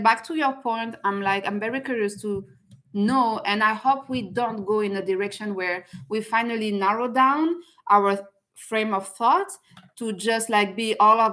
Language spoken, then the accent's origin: English; France; now in Canada; I'm originally from France